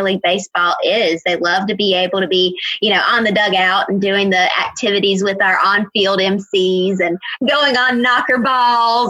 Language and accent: English; Robeson County, North Carolina, United States; I grew up in Robeson County